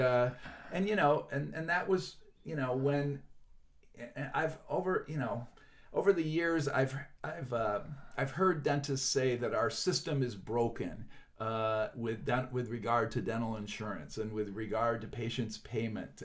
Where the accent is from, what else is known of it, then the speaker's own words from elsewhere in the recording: northern Pennsylvania, United States; moved away as an adult; now in Chicago, United States; I'm from some small town in northern Pennsylvania